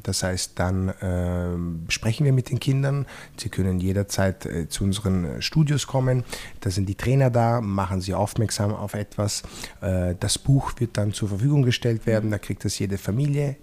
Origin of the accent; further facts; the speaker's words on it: Apulia, Italy; now in Austria; bei uns in Apulien